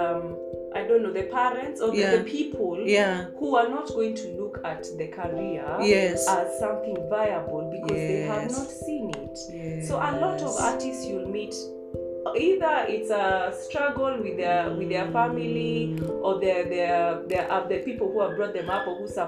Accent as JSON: {"language": "English", "country": "Kenya", "said": "I'm going to talk as a Kenyan artist"}